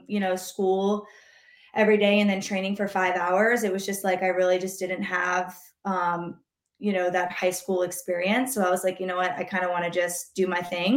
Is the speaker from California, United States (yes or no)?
no; North Carolina, United States; moved away; I'm originally from North Carolina